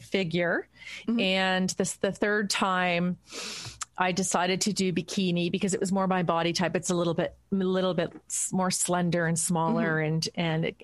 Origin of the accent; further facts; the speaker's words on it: Burlington, Ontario, Canada; I grew up in Burlington